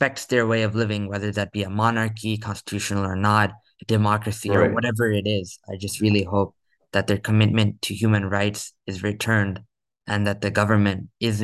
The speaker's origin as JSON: {"language": "English", "country": "United States", "said": "as an American"}